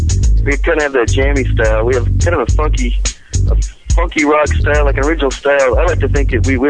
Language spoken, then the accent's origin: English; Riverside, California, United States; I'm 29 and from Riverside, California.